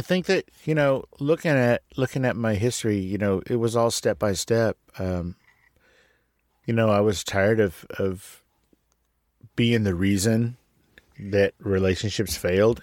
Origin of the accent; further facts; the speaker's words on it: San Antonio, Texas, United States; I was born in San Antonio, Texas